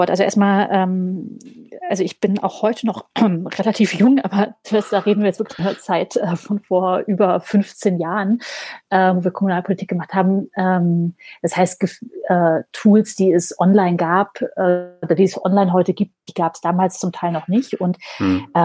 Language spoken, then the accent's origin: German; Hesse, Germany; born there; Und zwar kommen wir gebürtig beide aus dem Main-Taunus-Kreis. Das ist so eine, eine Region äh, vor Frankfurt am Main.